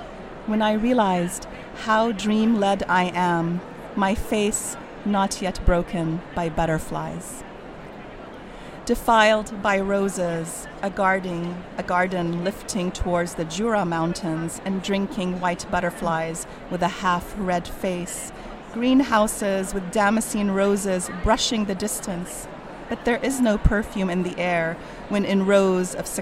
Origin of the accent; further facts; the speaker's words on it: Kuwait; English is a second language; now in California, United States; as a Palestinian from Kuwait